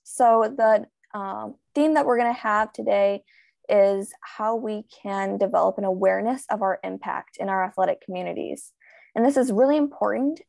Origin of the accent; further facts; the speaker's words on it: United States; I am a swimmer from the United States